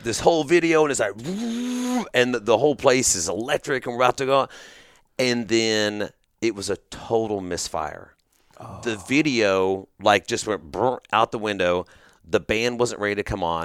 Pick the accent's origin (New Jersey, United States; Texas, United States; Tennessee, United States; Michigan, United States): Texas, United States; Grand Prairie; I grew up here in Texas mm-hmm. in the Dallas Fort Worth Metroplex. I was born in Grand Prairie.